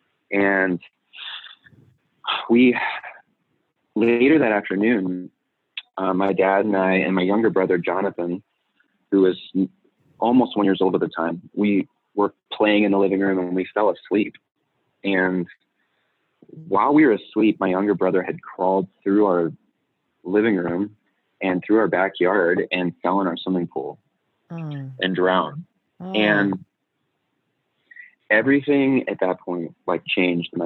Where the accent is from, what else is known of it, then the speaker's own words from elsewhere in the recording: Southern California, United States; moved away as an adult; now in Chicago, United States; I was originally born and raised in California, Southern California